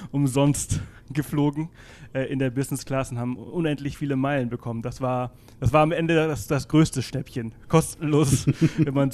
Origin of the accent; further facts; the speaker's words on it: Balearic Islands, Spain; German is a second language; Ich komme aus Mallorca, ich bin Mallorquiner. Äh, wie man unschwer äh, hören kann.